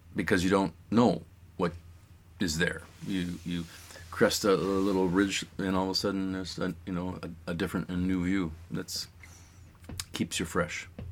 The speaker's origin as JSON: {"language": "English", "region": "East Coast", "country": "United States", "moved": "as an adult", "lives_now": "Juneau, United States", "said": "I was kind of from the East Coast"}